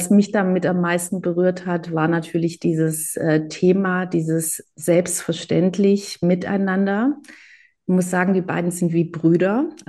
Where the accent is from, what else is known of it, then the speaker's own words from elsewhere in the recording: Greece; auch mit diesem Ich als Griechin, äh, Ost als Israeli.